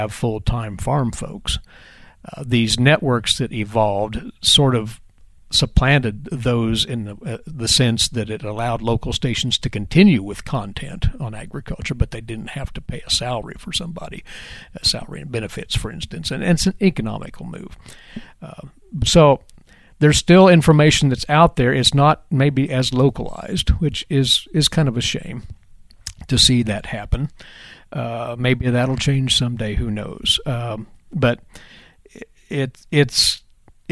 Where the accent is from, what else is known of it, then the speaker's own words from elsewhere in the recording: Winfield, Kansas, United States; now in Manhattan, Kansas, United States; from my hometown of Winfield